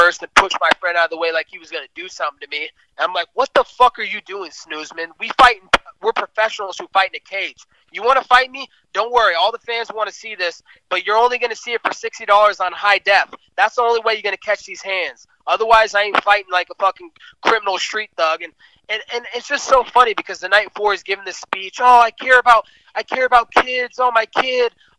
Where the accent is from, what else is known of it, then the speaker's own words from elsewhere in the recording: West Coast, United States; I'm from the West Coast